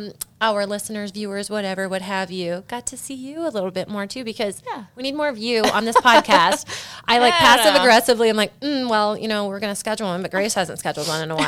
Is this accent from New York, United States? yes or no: no; Keswick, Iowa, United States; in my hometown. Or not necessarily Keswick.